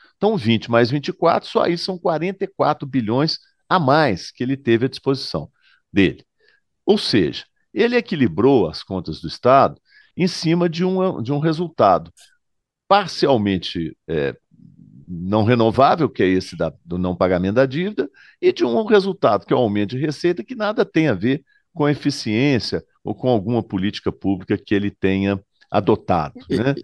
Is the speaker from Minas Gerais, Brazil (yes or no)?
yes; Minas Gerais, Brazil; Eu, como mineiro